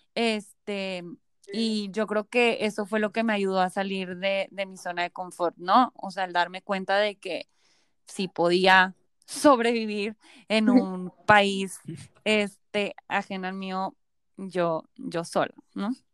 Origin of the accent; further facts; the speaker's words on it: Mexico; also born or lived in Florence, Italy; un grupo súper grande de mexicanos